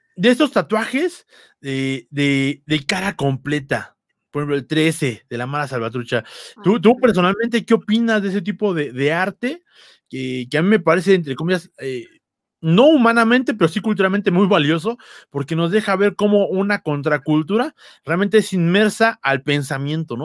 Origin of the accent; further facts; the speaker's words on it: Mexico; aquí en México